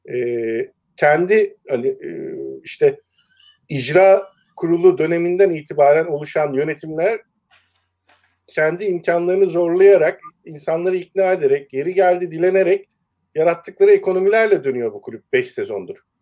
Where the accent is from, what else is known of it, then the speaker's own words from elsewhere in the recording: Eskişehir, Turkey; moved away as an adult; also born or lived in Ankara; E, ben Eskişehir'de doğdum. İlkokulu, ortaokulu, liseyi Eskişehir'de okudum.